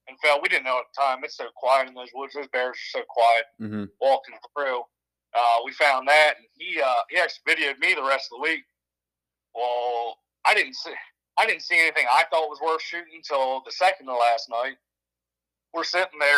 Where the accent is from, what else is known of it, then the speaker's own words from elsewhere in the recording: Western Maryland, United States; I grew up around bears in Western Maryland